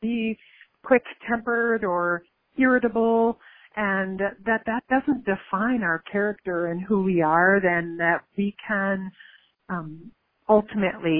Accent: Buffalo, New York, United States; moved away; my hometown in Buffalo, New York, where I grew up in my teen years

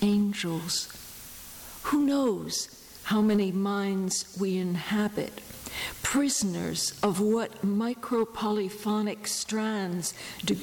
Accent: New York City, New York, United States; I grew up in New York City

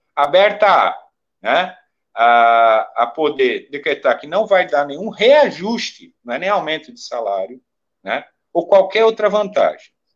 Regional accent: Brazil; enquanto brasileiros

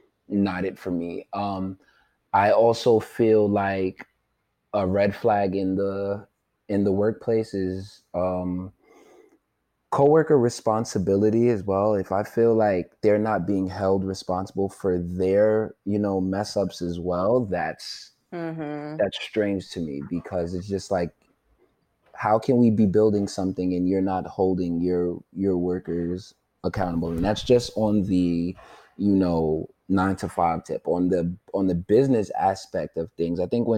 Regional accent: Nigeria; For the people that are listening that may not know, I am, you know, I'm Nigerian.

